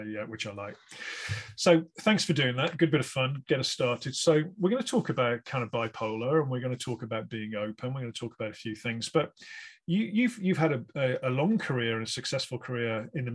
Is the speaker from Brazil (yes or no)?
no; West Bromwich, West Midlands, United Kingdom; I'm from West Bromwich myself